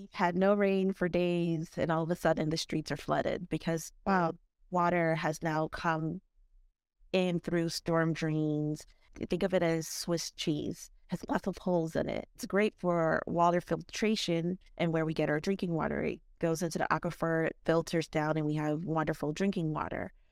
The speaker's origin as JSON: {"language": "English", "region": "South Florida", "country": "United States", "tie": "born or raised there", "said": "I grew up here in South Florida"}